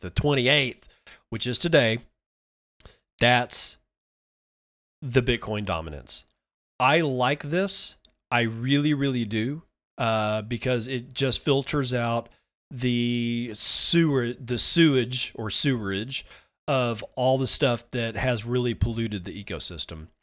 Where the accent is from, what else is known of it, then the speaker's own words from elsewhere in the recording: United States; even as an American, as a United States citizen